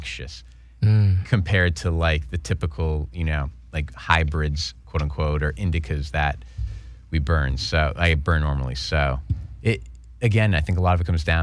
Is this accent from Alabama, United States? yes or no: no; Boston, Massachusetts, United States; I'm from Boston